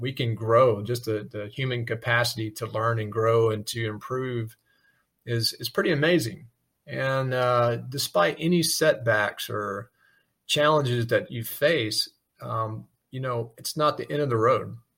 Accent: South Alabama, United States; moved away; growing up in South Alabama

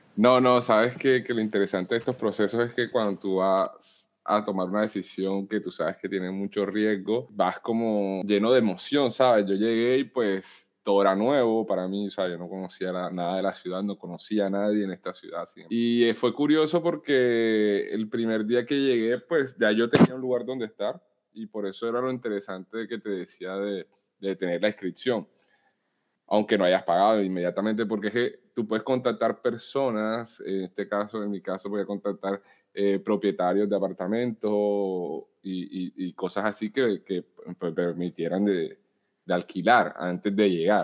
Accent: Cartagena, Bolívar, Colombia; moved away as an adult; now in Rennes, France; vengo de Colombia, de Cartagena, pero actualmente vivo en Rennes, Francia

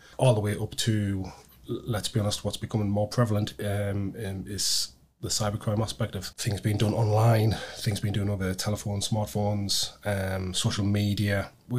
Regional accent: Sunderland, North East England, United Kingdom; also born or lived in Newcastle; I'm in my mid-40s now. Sunderland born and bred. I moved from Newcastle a few years ago. Been visiting Newcastle, obviously, since I was a kid. Even though I'm from Sunderland, everybody still thinks I'm a Geordie anyway.

